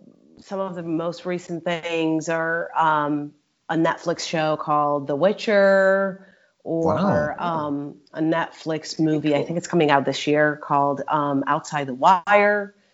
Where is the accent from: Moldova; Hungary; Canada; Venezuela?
Hungary; also born or lived in California, United States; I was born in Budapest, Hungary. Right. But I grew up between the U.S. and Hungary because I had family in the U.S. So I sort of grew up between California and Hungary. And then I lived all over the world